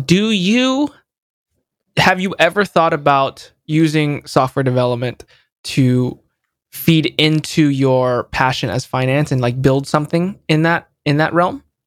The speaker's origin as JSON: {"language": "English", "town": "San Jose", "region": "California", "country": "United States", "tie": "born or raised there"}